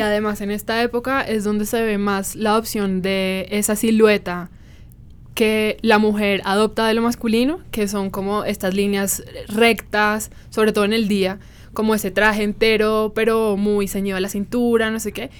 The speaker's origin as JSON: {"language": "Spanish", "town": "Cartagena", "region": "Bolívar", "country": "Colombia", "said": "tú y yo somos cartageneras."}